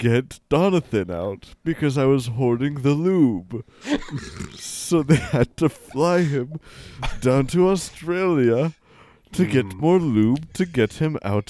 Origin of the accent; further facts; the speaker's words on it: Czechia; born there; I'm from the Czech Republic. I was born in the Czech Republic.